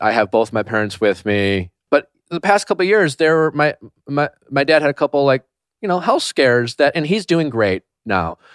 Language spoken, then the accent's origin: English; Milwaukee, Wisconsin, United States; I flew from, uh, Belgium straight to Milwaukee. I had the first hometown